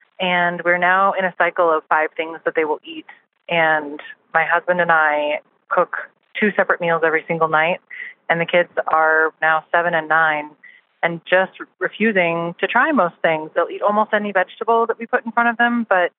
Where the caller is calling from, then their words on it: Bozeman, Montana, United States; I'm calling from Bozeman, Montana.